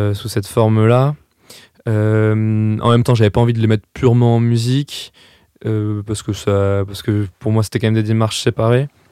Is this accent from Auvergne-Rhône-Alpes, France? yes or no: no; Strasbourg, Grand Est, France; moved away as an adult; now in Paris, France; moi, je viens de Strasbourg